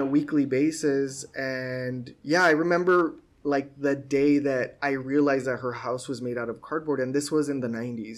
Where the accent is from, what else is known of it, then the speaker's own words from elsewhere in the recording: Sunland Park, New Mexico, United States; moved away as an adult; also born or lived in El Paso, Texas / Boston; I was born in El Paso, but Sunland Park is where I grew up, which is technically in New Mexico, but it's like 15 minutes away from El Paso